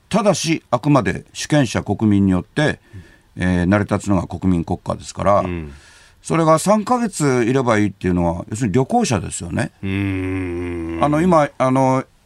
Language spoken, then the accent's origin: Japanese; Kobe, Hyogo, Japan; 神戸生まれなんで、うんうん、ちっちゃい頃からもう外国人の方が周りにいっぱいいてですね